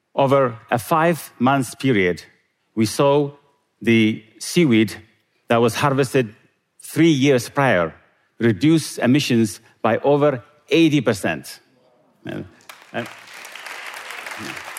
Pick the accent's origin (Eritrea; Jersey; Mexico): Eritrea; moved away; Growing up in Eritrea